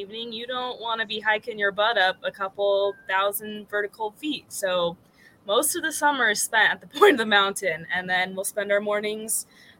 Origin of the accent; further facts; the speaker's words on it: Portland, Oregon, United States; also born or lived in Vancouver, Washington; now in Salt Lake City, United States; I'm a hybrid Oregon, Washington kid. I grew up in Portland, Oregon, and then we hopped the border over to Vancouver, Washington, and I am now in Salt Lake City, Utah.